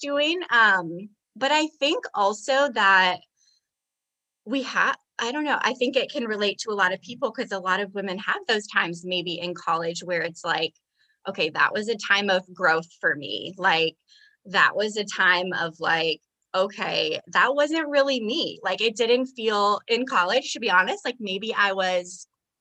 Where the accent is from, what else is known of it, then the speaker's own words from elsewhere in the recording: Iowa, United States; also born or lived in Las Vegas; now in Texas, United States; I am from Iowa.